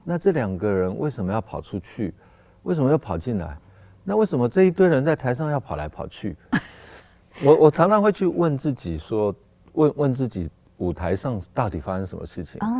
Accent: Taipei, Taiwan; 那我从小就在那个地方长大

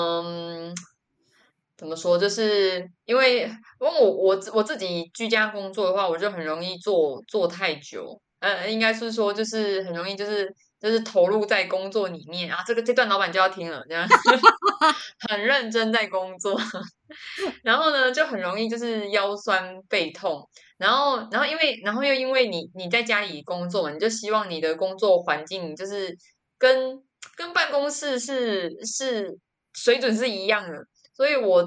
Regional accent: Changhua County, Taiwan; 因为我是彰我彰化人嘛

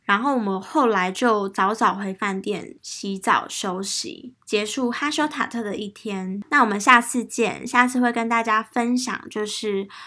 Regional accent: Taiwan; 他就知道我是台湾人

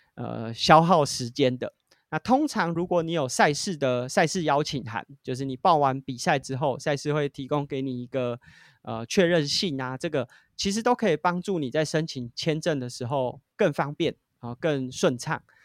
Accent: Taiwan; 我们是从台湾来的

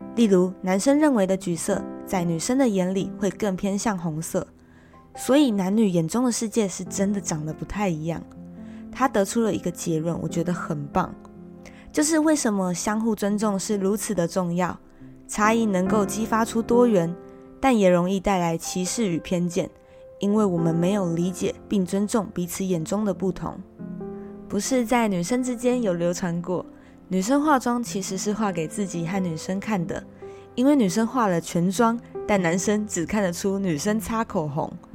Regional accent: Taiwan; 从小在台湾长大的我

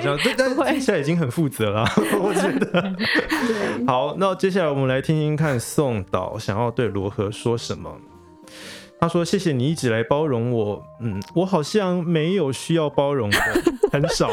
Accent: Taiwan; 我们台湾人其实也包含了各族的原住民啊，还有闽南人、客家人、台美混血等等

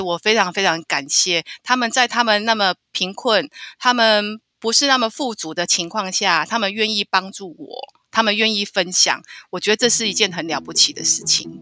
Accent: Taiwan; 我就说我是台湾嗯。来的

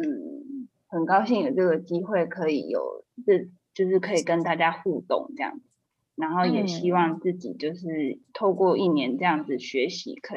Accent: Kaohsiung, Taiwan; 我是高雄人。

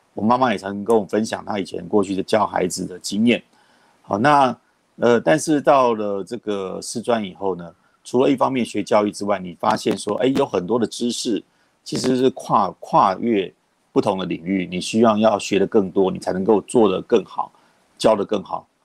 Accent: Taipei, Taiwan; 我是在台北市长大的

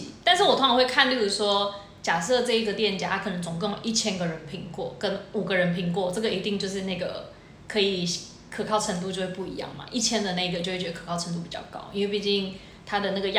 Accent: Shuili, Nantou County, Taiwan; now in Taichung, Taiwan; 因为我是住在那个就是台中靠近你知道哪边北区啦，然后其实我本身其实是蛮喜欢吃一些小吃的，尤其呢各位，因为我是南投人。我们水里其实最有名的就是霸丸

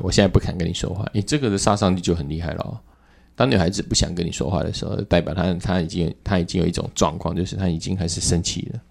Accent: southern Taiwan, Taiwan; now in Taipei, Taiwan; 我是南部的小孩，本来刚开始我来台北

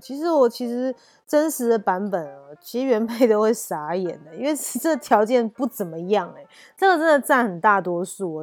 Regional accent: Taiwan; 我们台湾人很爱算命

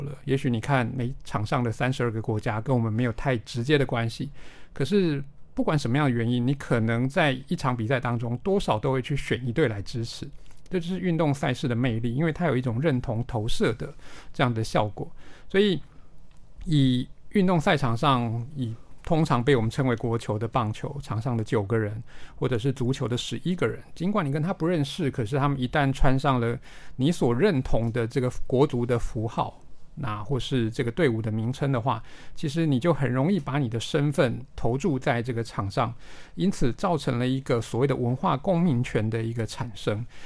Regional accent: Taiwan; 我们自己定位自己作为一个台湾人

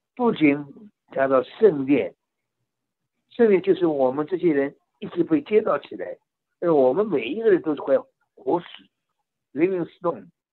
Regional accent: China; now in California, United States; 我们中国人皮肤颜色一样，都是地方不一样，性情不一样，方言不一样

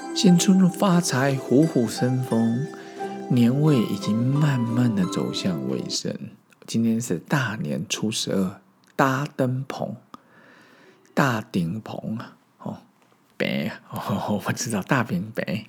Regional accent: Zhongli, Taoyuan, Taiwan; 我在十岁以前是在中立私校长大，那边是三合院

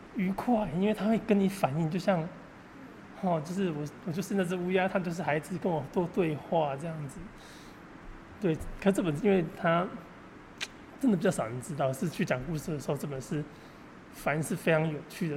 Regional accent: Taiwan; 我们台湾的设定是这样

